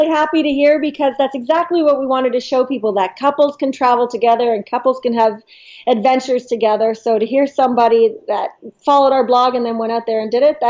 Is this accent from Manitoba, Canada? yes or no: no; Toronto, Ontario, Canada; Well, we're … we're from Toronto, Ontario, Canada